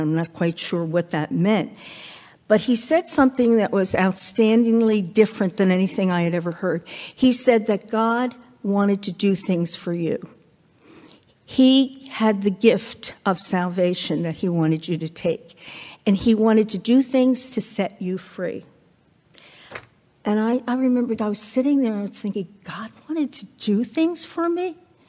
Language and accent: English; New York, United States; we moved out to Long Island, because I came from New York, as Kristen said.